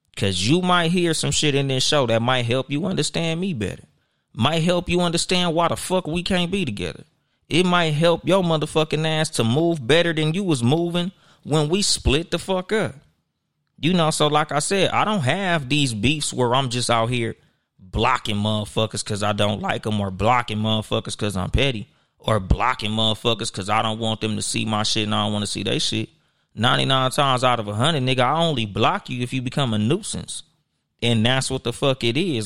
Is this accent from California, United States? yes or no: yes; Compton, California, United States; I'm from Compton, California